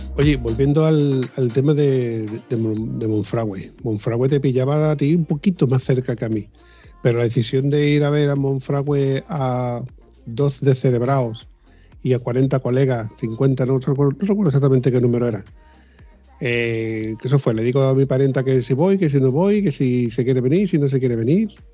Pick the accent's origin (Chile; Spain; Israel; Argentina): Spain; southern Spain; que somos